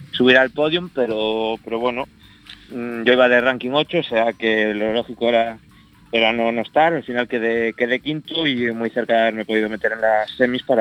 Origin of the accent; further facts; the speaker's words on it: A Coruña, Galicia, Spain; moved away as an adult; now in Barcelona, Spain; soy coruñés de, toda la vida y nada, he vivido en, Coruña hasta hace cinco años que me trasladé a Barcelona